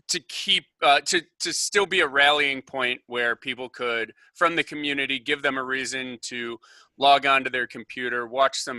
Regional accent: Northbrook, Illinois, United States; It's actually called Northbrook, Illinois

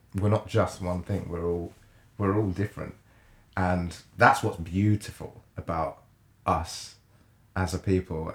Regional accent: Jamaica; moved away; I'm from Jamaica

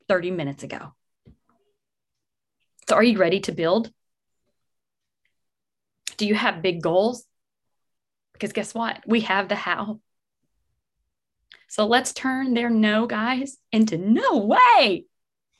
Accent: Texas, United States; now in New Jersey, United States; I'm in New Jersey, but I'm from Texas.

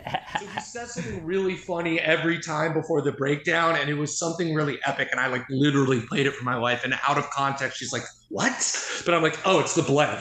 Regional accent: Los Angeles, California, United States; also born or lived in Manhattan, New York; grew up

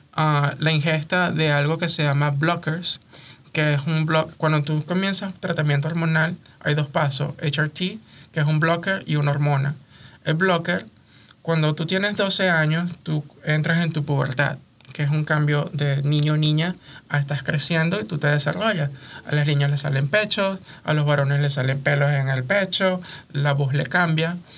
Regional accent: Venezuela; now in United States; mi diáspora venezolana

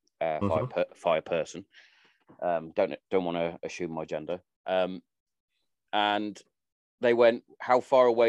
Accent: Hereford, West Midlands, United Kingdom; also born or lived in Wales; My family, we're all from Hereford

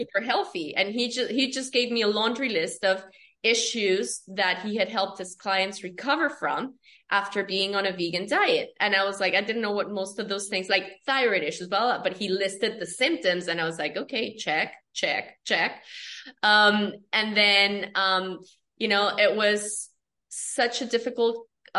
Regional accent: Colombia; I'm from Colombia, South America

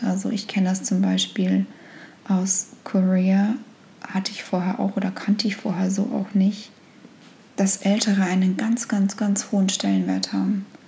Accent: Germany; moved away as an adult; also born or lived in United States; als Deutsche

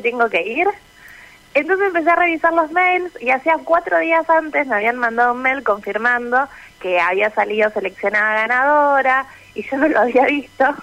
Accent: Venado Tuerto, Santa Fe, Argentina; also born or lived in Rosario; Yo soy de Venado Tuerto, exactamente

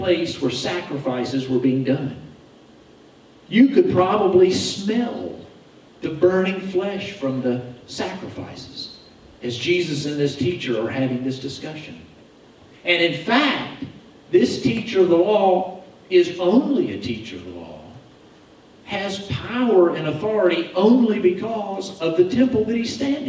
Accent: United States

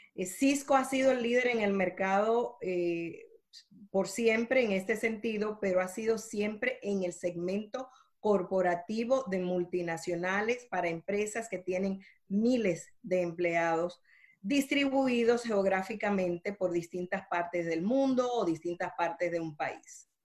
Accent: Dominican Republic; now in Miami, United States; Nací en la República Dominicana, así que soy caribeña pero llevo toda una vida en Estados Unidos.

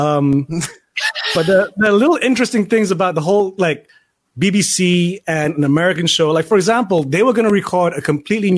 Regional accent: England, United Kingdom; I was growing up in England.

